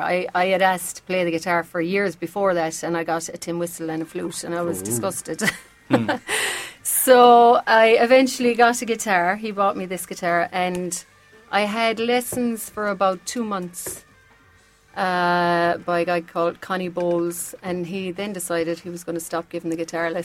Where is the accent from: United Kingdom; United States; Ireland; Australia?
Ireland; Newtownshandrum, Munster; Hurling is more the sport in my village at home